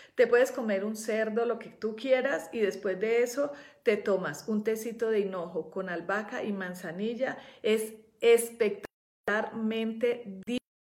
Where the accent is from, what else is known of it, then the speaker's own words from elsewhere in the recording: Colombia; also born or lived in Europe; now in Mexico; yo que vivo en nací en Colombia